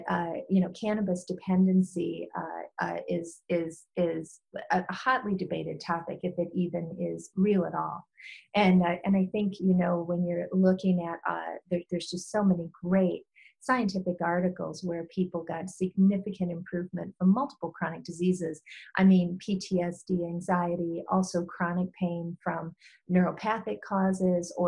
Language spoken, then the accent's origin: English; Michigan, United States; moved away; I spend some time in Michigan. That's my home state